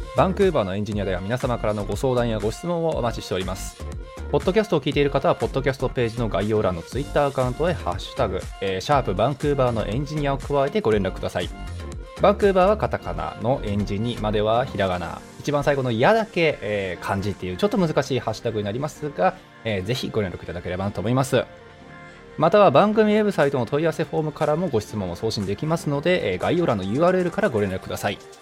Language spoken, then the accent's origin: Japanese; Japan; moved away as an adult; now in Vancouver, Canada